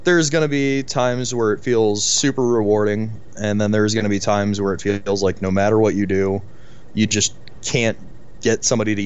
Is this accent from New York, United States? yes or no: no; St. Louis, Missouri, United States; now in Denver, United States; I'm St. Louis boy, born, raised a little bit deeper in St. Louis, moved out to the county as I got older